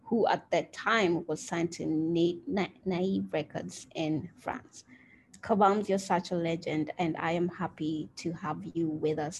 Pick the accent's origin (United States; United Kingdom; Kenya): Kenya; I am a Kenyan